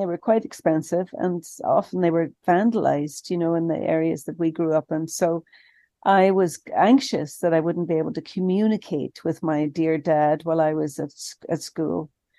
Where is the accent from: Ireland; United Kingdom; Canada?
Ireland; moved away as an adult; But, you know, when I was leaving Ireland, I grew up in Ireland, Father, and when I was leaving Ireland for college, the college I was going to was in the south of England.